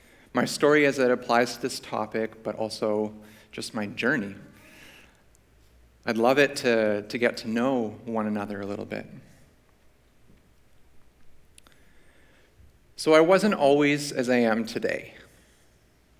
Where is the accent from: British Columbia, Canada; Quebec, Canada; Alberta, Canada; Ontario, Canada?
British Columbia, Canada; Vancouver; I grew up in Vancouver, so not too far from here